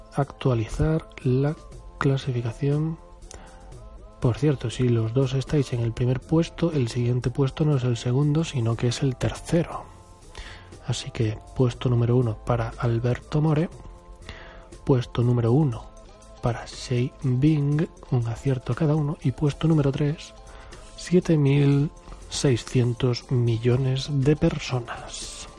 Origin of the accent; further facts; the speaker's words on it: Spain; yo soy español, español, español, y creo que estoy orgulloso de ello